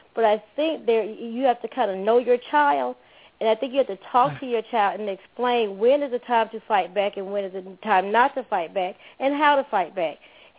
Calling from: Stone Mountain, Georgia, United States; I'm …. I'm calling from Stone Mountain.

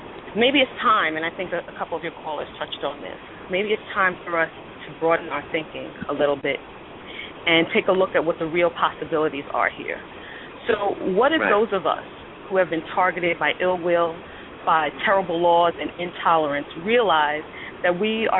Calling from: New York City, New York, United States; I'm calling from St. Albans, Queens, New York.

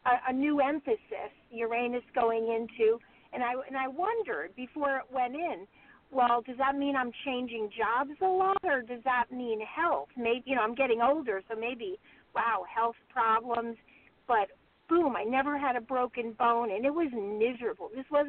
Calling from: California, United States; I'm calling from California. My birth date is November 29th.

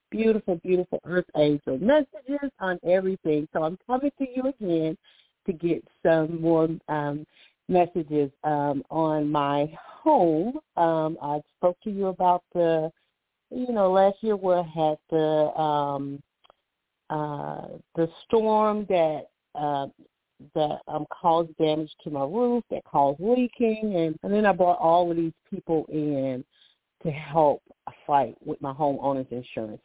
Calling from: Alabama, United States; I'm calling from Alabama

